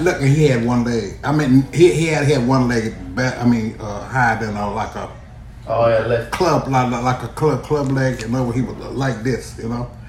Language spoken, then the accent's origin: English; the South, United States; I'm from the South.